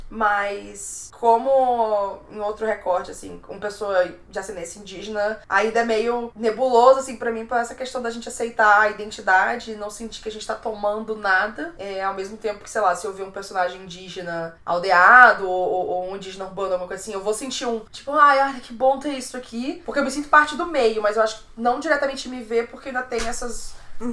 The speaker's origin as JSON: {"language": "Portuguese", "town": "São Luís", "region": "Maranhão", "country": "Brazil", "also_born_or_lived": "Fortaleza", "moved": "yes", "said": "Eu sou maranhense, eu sou ludovicense"}